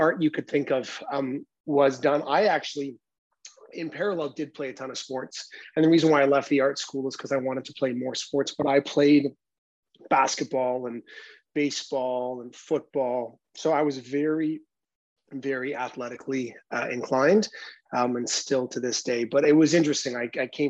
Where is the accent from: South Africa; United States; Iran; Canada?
Canada; North Vancouver, British Columbia; also born or lived in Port Coquitlam; I grew up in Vancouver, Canada, in an area of Vancouver called North Vancouver.